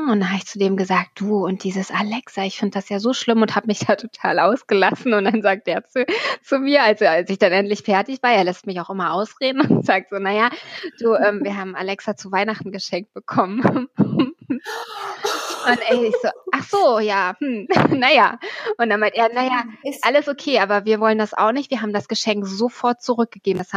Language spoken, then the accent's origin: German; Celle, Lower Saxony, Germany; Aus der Stadt, aus der ich komme, aus Celle, das wissen ja die meisten wahrscheinlich, äh, aus Celle bei Niedersachsen ist eine Kleinstadt.